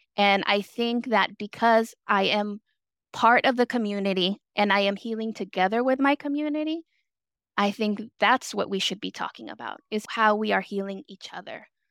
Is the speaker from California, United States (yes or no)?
yes; San Francisco, California, United States; also born or lived in El Salvador / Ingleside, San Francisco; raised in the Mission District. I was a child immigrant